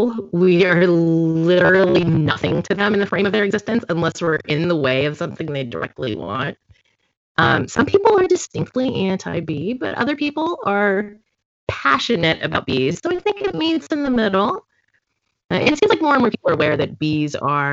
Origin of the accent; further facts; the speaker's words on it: Florida, United States; now in Houston, United States; I grew up in Florida.